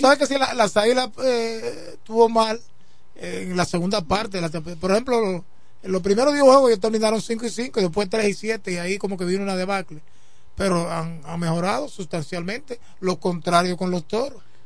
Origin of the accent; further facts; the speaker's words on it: La Romana, Dominican Republic; yo soy romanense, no puede haber un equipo en mi pueblo, en mi ciudad natal